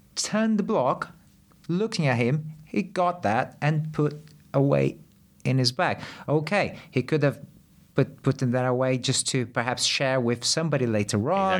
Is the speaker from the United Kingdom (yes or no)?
no; Brazil; moved away; I grew up in Brazil and, uh, very, very poor areas, like, uh, way poorer than here.